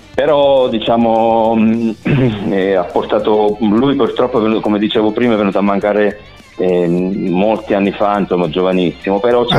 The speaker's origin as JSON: {"language": "Italian", "region": "Calabria", "country": "Italy", "moved": "as an adult", "said": "decisi di tornarmene giù in Calabria"}